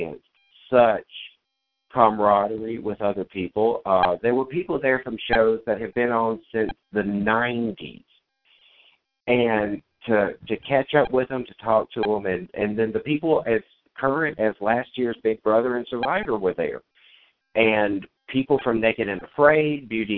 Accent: Monroe, Louisiana, United States; born or raised there

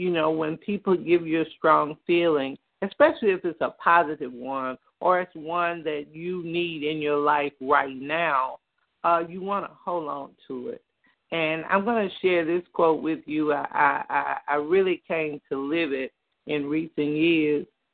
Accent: Greenwood, United States; a young lady growing up in Greenwood

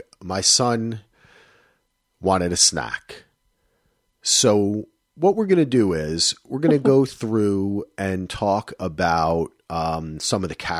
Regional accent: New Jersey, United States; I forgot the ra. I'm from Jersey.

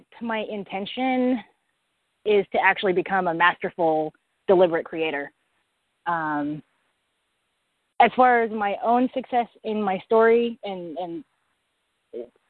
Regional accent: Portland, Oregon, United States; I'm from Portland, Oregon

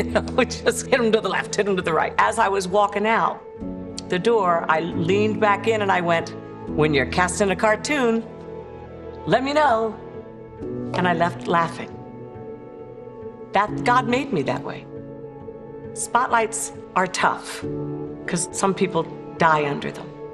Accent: Maryland, United States; born or raised there; also born or lived in Paris, France

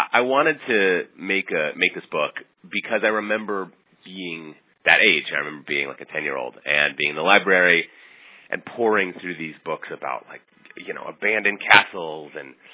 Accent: Minneapolis, Minnesota, United States; moved away as an adult; now in New York, United States; I grew up in the Midwest going on crazy road trips with my parents and visiting some kind of unusual sites and spent my teenage years in Minneapolis

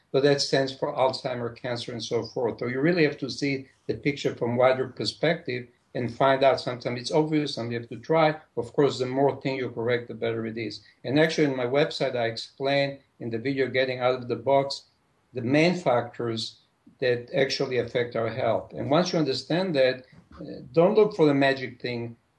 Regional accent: Israel; moved away as an adult; also born or lived in Jerusalem; now in United States; I'm, I'm originally from Israel.

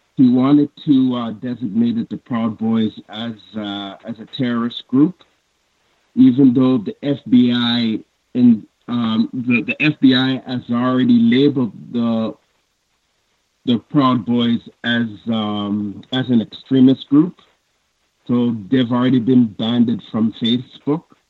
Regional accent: Canada; I'm from Canada.

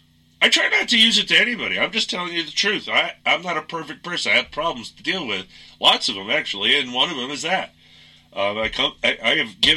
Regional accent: New York, United States; accent: New York; I'm a New Yorker. When I get angry, my New York comes out. I haven't been to New York in a long time. And I've made it a point to get rid of most of what is New York accent and etc.

